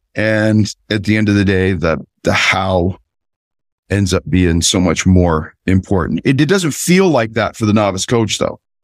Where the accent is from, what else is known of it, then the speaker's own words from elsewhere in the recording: Southern California, United States; I grew up in Southern California